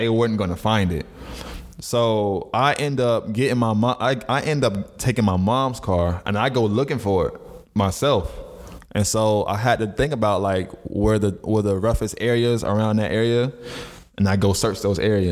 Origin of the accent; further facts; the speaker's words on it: Florida, United States; growing up in Florida